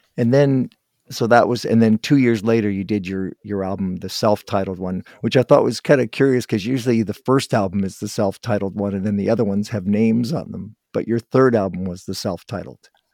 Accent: Guelph, Ontario, Canada; born and raised in Guelph

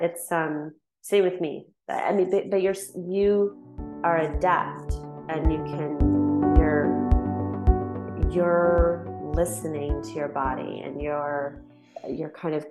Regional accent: London, Ontario, Canada; London, Ontario.

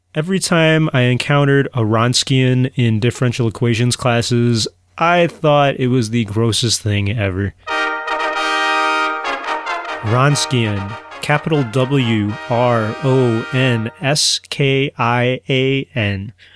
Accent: Chicago, Illinois, United States; accent: huge Chicago; my huge Chicago accent

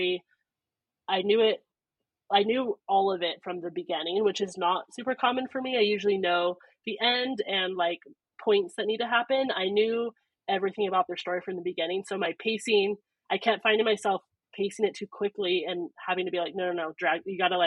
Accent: Northern California, United States; I'm from Northern California

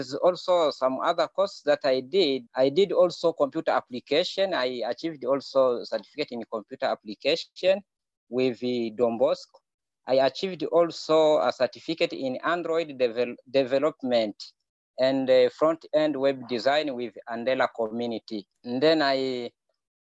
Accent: DR Congo; moved away as an adult; now in Kakuma, Kenya; I'm from Democratic Republic of Congo

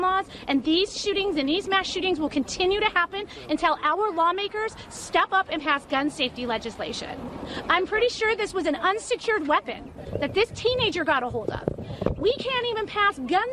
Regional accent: Highland Park, Illinois, United States; I'm from Highland Park, Illinois

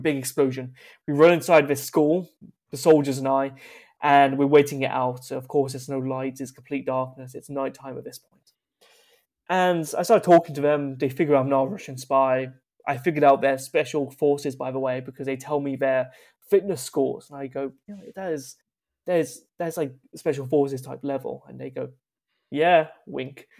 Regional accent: United Kingdom; a British person with a history of colonization

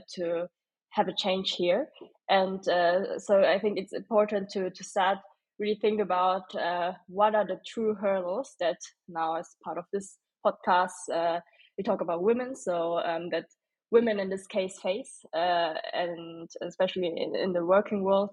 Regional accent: Stuttgart, Baden-Württemberg, Germany; also born or lived in Berlin; now in Munich, Germany; originally I'm from Stuttgart

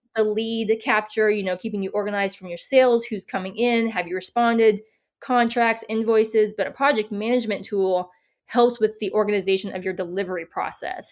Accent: San Diego, California, United States; moved away as an adult; also born or lived in upstate New York / Denver, Colorado; now in Tennessee, United States; I grew up in San Diego and I went to school up in upstate New York

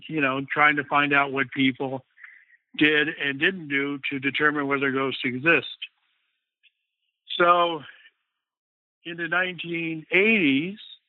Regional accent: Guam; now in California, United States; I'm living in California now, but I'm originally from Guam

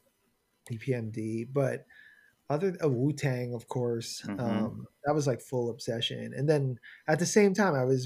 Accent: Long Island, New York, United States; moved away; also born or lived in Flushing, New York; I was raised in Flushing, but I mostly grew up in Long Island

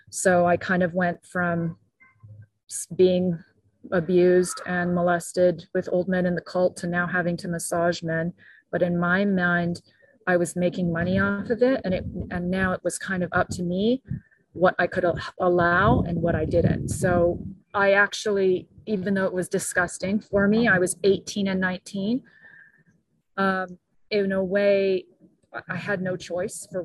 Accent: Brazil; also born or lived in Japan / Mexico / Guatemala; now in United States; I grew up in Japan, I grew up in Brazil, in Mexico, and Guatemala.

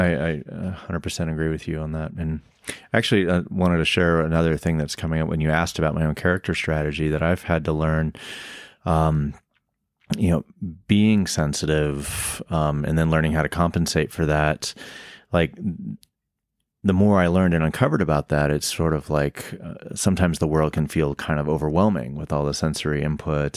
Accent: the South, United States; I growing up in the South

